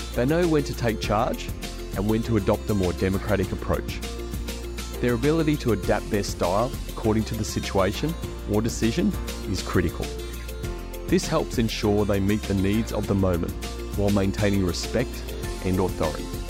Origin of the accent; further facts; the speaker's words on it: Queensland, Australia; I'm a Queenslander